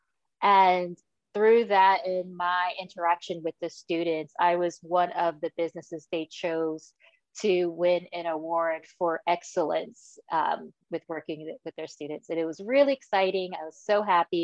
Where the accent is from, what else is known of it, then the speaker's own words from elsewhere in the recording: New Jersey, United States; I'm from New Jersey, which is where I live now